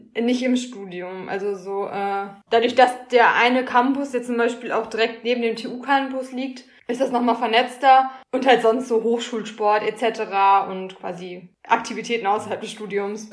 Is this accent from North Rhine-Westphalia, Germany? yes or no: yes; Schwerte, North Rhine-Westphalia, Germany; also born or lived in Münster; now in Dortmund, Germany; komme gebürtig aus Schwerte